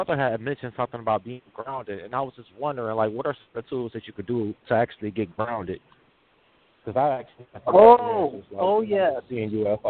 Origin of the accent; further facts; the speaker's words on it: Ohio, United States; I'm from Ohio.